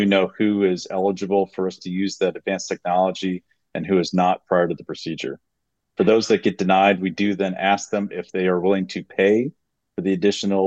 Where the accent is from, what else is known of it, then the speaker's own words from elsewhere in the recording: Wisconsin, United States; I'm from Wisconsin originally.